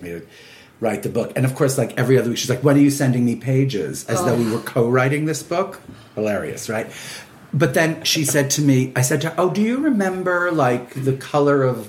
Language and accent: English; New York City, New York, United States; I'm from New York City